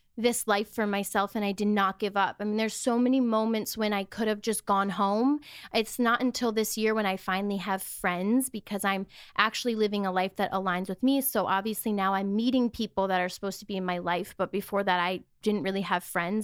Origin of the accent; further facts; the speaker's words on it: Wisconsin, United States; moved away as an adult; now in Los Angeles, United States; I grew up in Wisconsin in a very small town